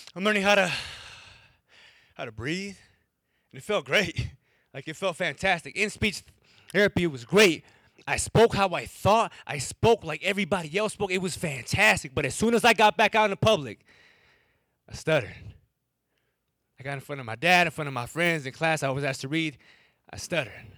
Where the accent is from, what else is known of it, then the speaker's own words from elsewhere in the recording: Wisconsin, United States; first language English; I'm from Wisconsin